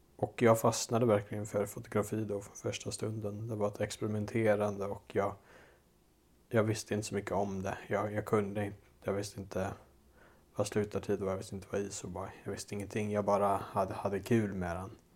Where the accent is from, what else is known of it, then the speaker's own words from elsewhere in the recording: Dals Långed, Västra Götaland, Sweden; moved away as an adult; min hemort, Dalslånged i Dalsland, där jag är uppväxt.